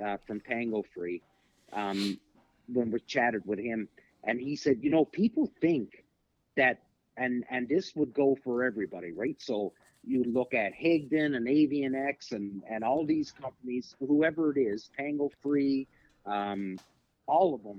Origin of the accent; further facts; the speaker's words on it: Canada; as Canadians